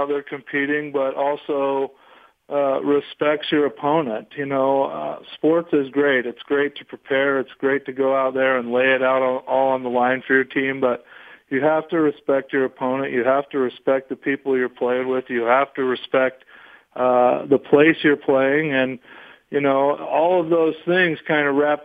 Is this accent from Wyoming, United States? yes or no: yes; Wyoming, United States; also born or lived in Utah; I grew up in a small town in Wyoming on a cattle ranch